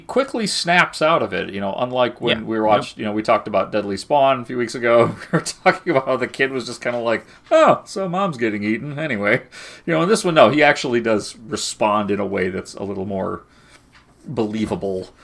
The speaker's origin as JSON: {"language": "English", "country": "United States", "tie": "born or raised there", "said": "growing up in America"}